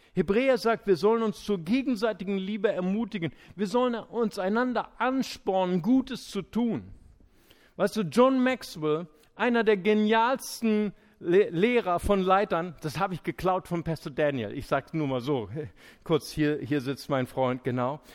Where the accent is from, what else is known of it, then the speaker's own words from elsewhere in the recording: Germany; wir Deutschen